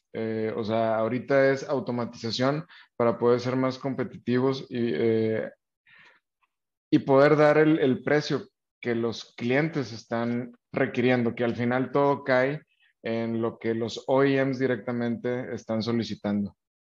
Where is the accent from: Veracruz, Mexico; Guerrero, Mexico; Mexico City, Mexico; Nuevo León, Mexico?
Nuevo León, Mexico; nosotros como mexicanos, eh, específicamente más los del norte acá en Nuevo León